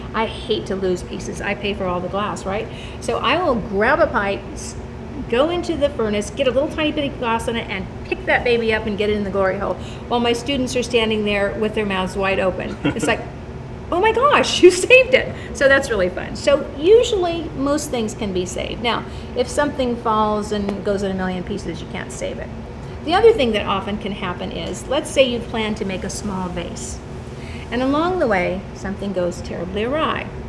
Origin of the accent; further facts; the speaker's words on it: California, United States; moved away as an adult; I'm from California